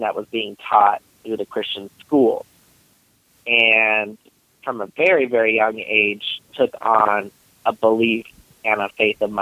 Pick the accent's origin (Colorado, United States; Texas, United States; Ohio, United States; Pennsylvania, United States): Colorado, United States; Denver; I am in and around the Denver area